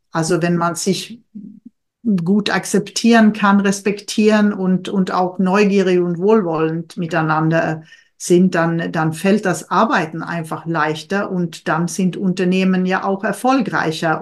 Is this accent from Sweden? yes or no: yes; Sweden; now in Germany; für mich als Schwedin